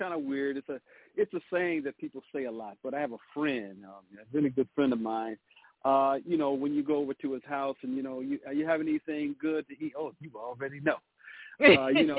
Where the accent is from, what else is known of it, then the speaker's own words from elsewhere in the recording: Detroit, Michigan, United States; I'm from the city called Motown, Detroit, Michigan. That's where I'm